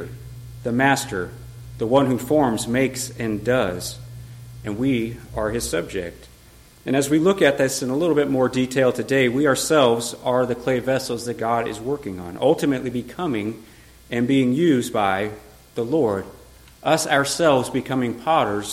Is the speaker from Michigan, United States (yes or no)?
no; Colorado, United States; moved away; I'm from Colorado